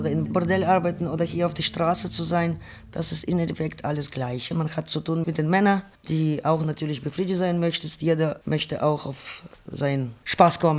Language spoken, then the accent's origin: German; Ukraine; now in Germany; Ich komme aus Ukraine, bin 1994 nach Deutschland gekommen.